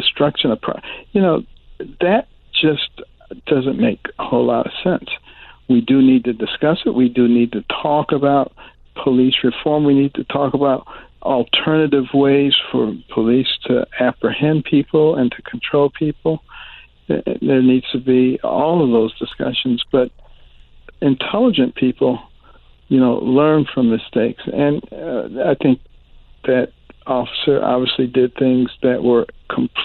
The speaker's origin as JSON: {"language": "English", "town": "Detroit", "region": "Michigan", "country": "United States", "tie": "born or raised there", "also_born_or_lived": "Boston, Massachusetts / New Haven, Connecticut / Ann Arbor, Michigan / Baltimore, Maryland", "said": "I grew up in Detroit and in Boston, you know, late 50s and the 60s."}